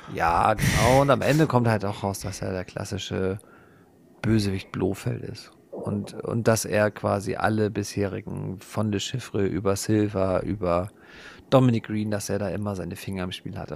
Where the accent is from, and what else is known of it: Germany